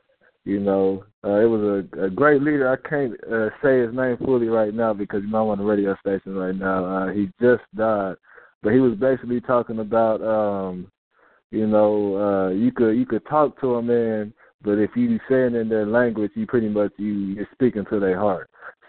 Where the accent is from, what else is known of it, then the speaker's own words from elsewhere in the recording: Texas, United States; I'm from Texas